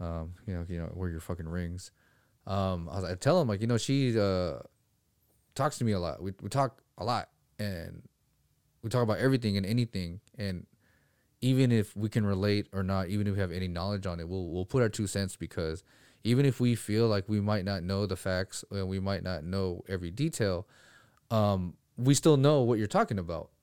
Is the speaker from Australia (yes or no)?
no; Philippines; moved away; I'm from the fucking Philippines.